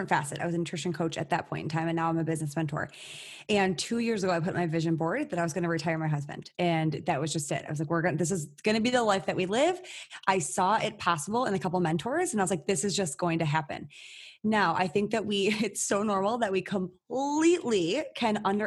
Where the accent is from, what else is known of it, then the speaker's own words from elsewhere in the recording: Michigan, United States; I'm born and raised in Michigan. I've never left the state